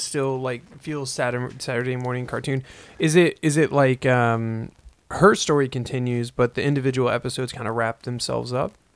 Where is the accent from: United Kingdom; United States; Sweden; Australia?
United States; I'm American and I speak English